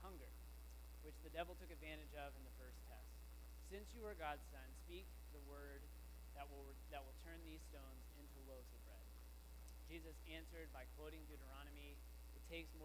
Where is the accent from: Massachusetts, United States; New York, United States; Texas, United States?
Texas, United States; the Christian tradition that I grew up with, living in high school in Texas